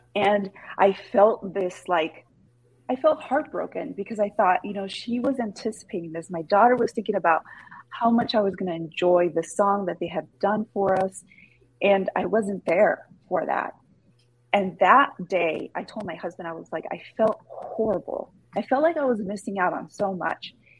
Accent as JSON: {"language": "English", "town": "Los Angeles", "region": "California", "country": "United States", "tie": "born or raised there", "said": "born and raised"}